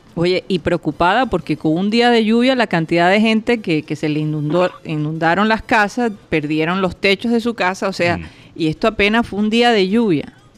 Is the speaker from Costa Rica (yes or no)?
no; Colombia; nuestro futuro como ciudadanos colombianos